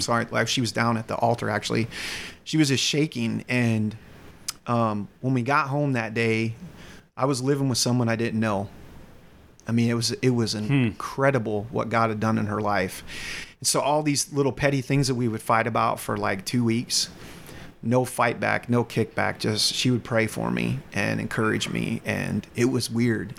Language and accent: English; North Carolina, United States; accent: slight Southern; also born or lived in Michigan; I have a, a, slight Southern accent from being raised in North Carolina, I was actually born in Michigan